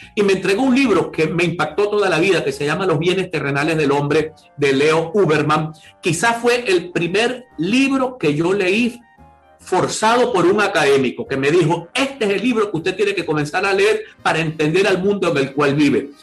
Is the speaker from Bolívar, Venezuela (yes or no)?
no; Maracaibo, Zulia, Venezuela; yo nací y viví hasta los 18 años en mi barrio natal, de Sierra Maestra